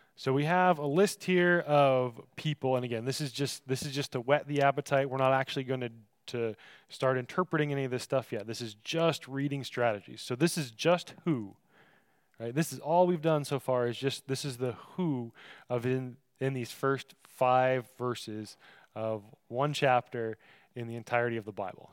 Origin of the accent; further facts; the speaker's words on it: Michigan, United States; I come from Michigan, so a fizzy soda fountain drink is called pop to us